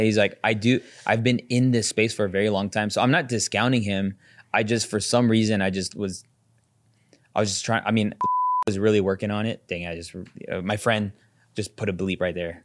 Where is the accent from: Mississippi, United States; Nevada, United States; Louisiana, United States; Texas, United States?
Nevada, United States; Las Vegas; I'm from Vegas